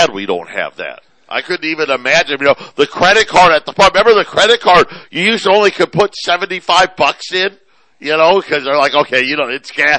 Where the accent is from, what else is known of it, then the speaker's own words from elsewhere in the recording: Syracuse, New York, United States; moved away; also born or lived in Phoenix; I grew up in Syracuse, as all of you know, still a big Syracuse fan. My mom and my youngest brother still live there.